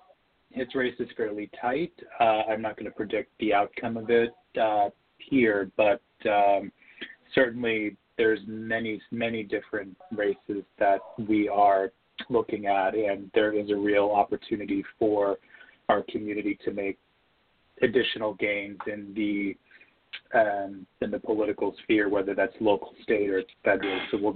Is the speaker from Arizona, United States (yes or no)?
no; New Hampshire, United States; moved away; And I'm from New Hampshire